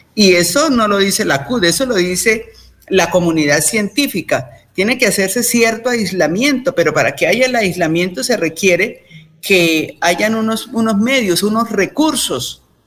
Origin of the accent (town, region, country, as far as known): Colombia